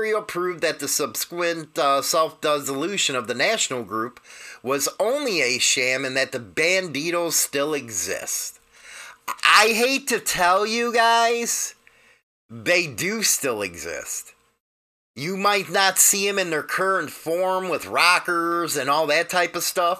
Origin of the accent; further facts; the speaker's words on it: United States; we're used to the way we do things here in the United States